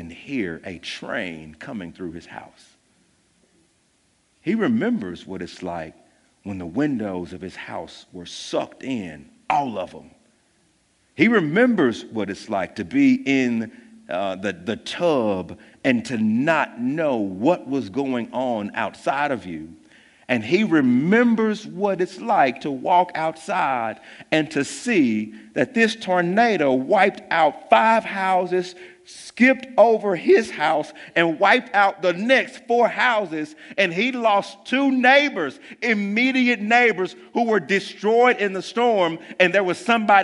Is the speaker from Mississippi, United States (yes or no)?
yes; Jackson, Mississippi, United States; we live in Jackson, and I'm from Jackson, born and raised here.